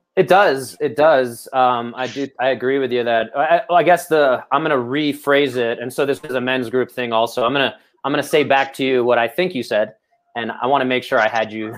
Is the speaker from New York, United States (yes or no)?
yes; New York City, New York, United States; we are from Brooklyn